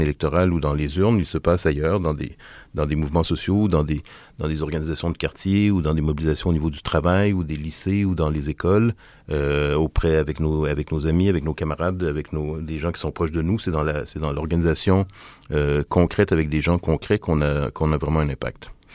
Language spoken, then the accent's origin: French; Quebec, Canada; la, loi du baillon qu'on a euh, chez nous au Québec